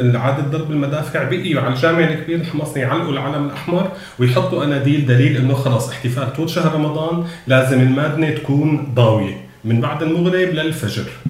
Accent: Homs, Homs Governorate, Syria; moved away; من وجهه نظري كحمصي

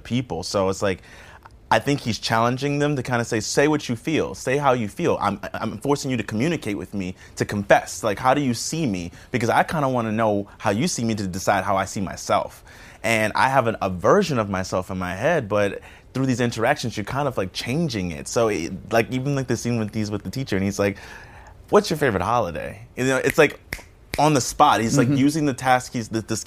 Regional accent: New Orleans, Louisiana, United States; moved away; growing up in the South, I grew up in New Orleans

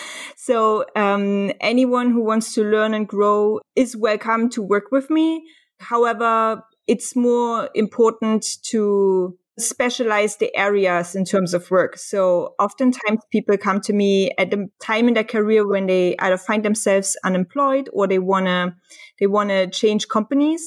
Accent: Germany; moved away; also born or lived in Dresden / Hamburg; I'm from Germany.

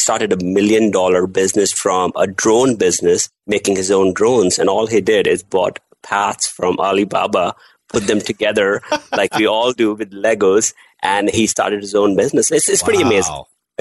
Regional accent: Delhi, India; I'm born and raised in India, Delhi

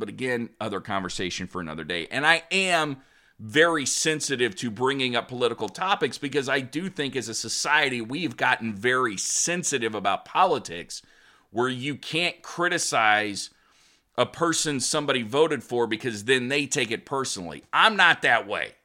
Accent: Oklahoma, United States; I would take great pride in being from New York, just as much as I do from Oklahoma

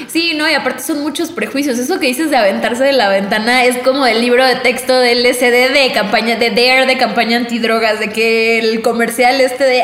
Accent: Mexico

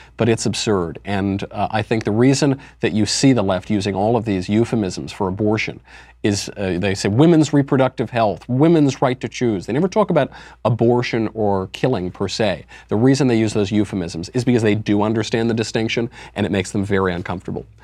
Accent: United States; I'm not from Europe. I was born in America. America is my native land.

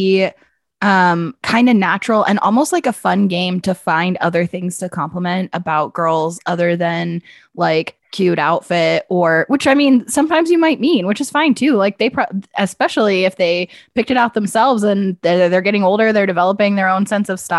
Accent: Pennsylvania, United States; now in Phoenix, United States; I grew up in Pennsylvania

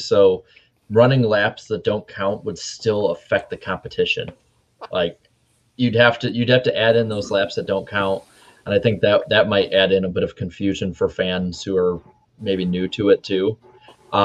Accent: Midwest, United States; also born or lived in Wisconsin; being a Midwesterner, like 4 hour drives are nothing for us.

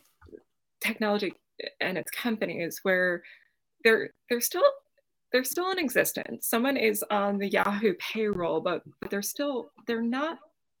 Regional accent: Brockton, Massachusetts, United States; I grew up outside of Boston, a town called Brockton

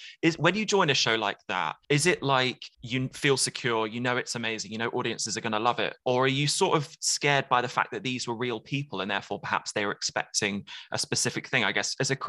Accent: near Northampton, East Midlands, United Kingdom; accent: Northampton; I'm from the town one along

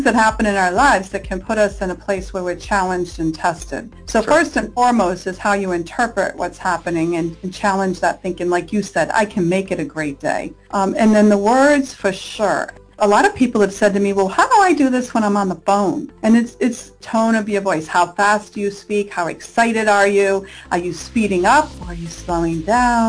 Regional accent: Rhode Island, United States; now in California, United States; I'm from Rhode Island on the East Coast.

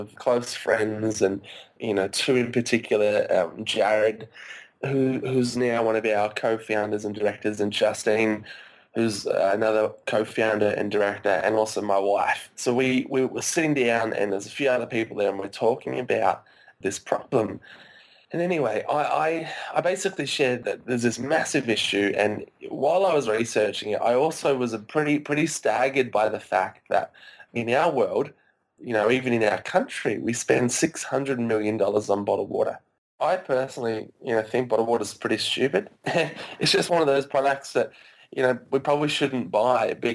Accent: Australia; I grew up in Australia my whole life

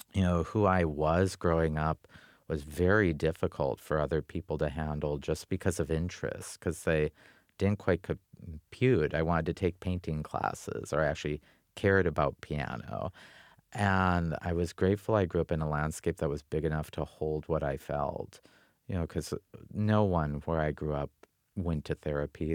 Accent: North Dakota, United States; moved away; I grew up with the Badlands as my backbone and the Missouri River as the main artery of my life

